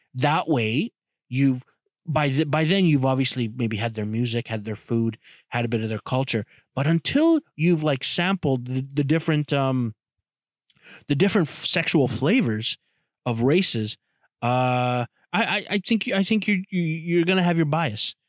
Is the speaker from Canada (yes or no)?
yes; Toronto, Ontario, Canada; I grew up in Jamestown, Toronto, which is a, you know, a, a borough or a, a hood.